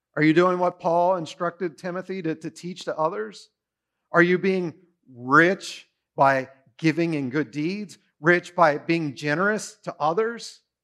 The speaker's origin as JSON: {"language": "English", "country": "United States", "said": "We are rich beyond belief as Americans"}